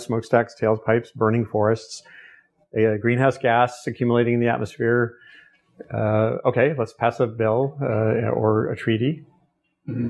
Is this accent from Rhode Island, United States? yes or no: yes; Rhode Island, United States; Narragansett Bay, where I grew up in Rhode Island